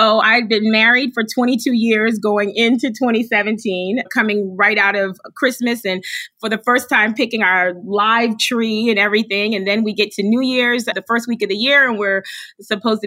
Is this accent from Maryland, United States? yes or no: no; Charleston, South Carolina, United States; moved away as an adult; now in Indianapolis, United States; I'm originally from Charleston, South Carolina, and ended up in Indianapolis, Indiana